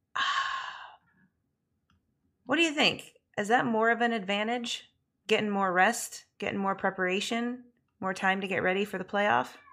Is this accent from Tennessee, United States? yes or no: no; Michigan, United States; we're both from Michigan